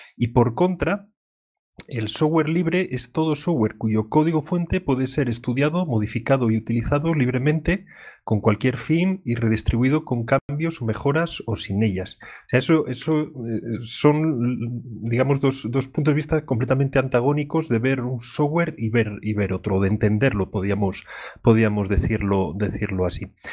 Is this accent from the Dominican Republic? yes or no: no; León, Castile and León, Spain; soy de León